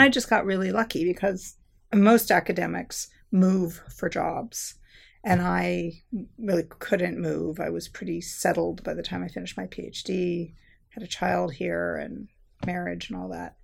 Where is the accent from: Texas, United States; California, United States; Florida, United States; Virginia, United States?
California, United States; Southern; I grew up in Southern California